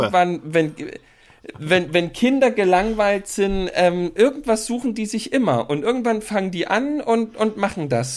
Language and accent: German; East Germany, Germany; als Ossi-Kind